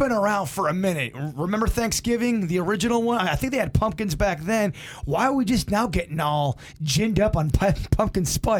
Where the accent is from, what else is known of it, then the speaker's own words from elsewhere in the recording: United States; I'm an American